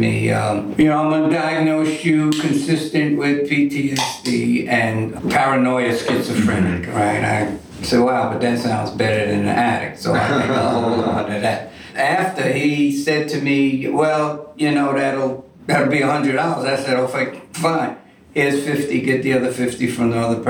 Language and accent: English; New York City, New York, United States; also born or lived in Staten Island; I'm from New York City. Grew up in Harlem. Was in Harlem for many, many years, and my family decided to move out to Staten Island